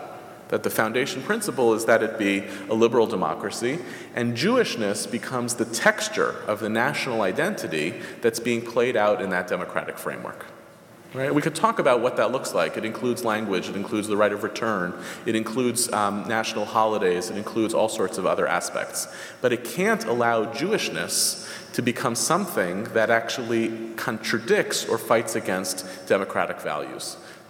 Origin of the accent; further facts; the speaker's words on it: United States; I'm an American Jew.